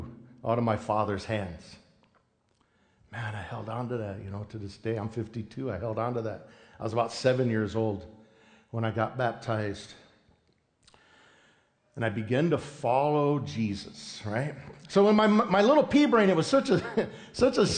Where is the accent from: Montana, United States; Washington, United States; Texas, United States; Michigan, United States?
Washington, United States; Yakima Nation, south central; we come from the Yakima Nation. We have 14 different tribes and bands that make up what we call Yakimas, right? So we're over kind of south central Washington state.